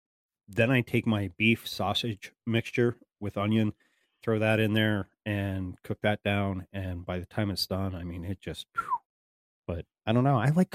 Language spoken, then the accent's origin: English; Pennsylvania, United States; I'm from Pennsylvania. And mm-hmm. out here in Pennsylvania, you know, you'd go to a high school football game or a street carnival or whatever